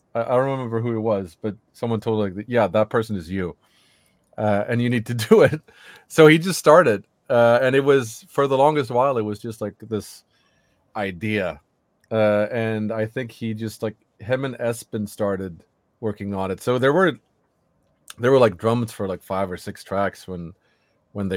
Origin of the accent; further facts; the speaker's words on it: Sweden; from Sweden and the band … and the band …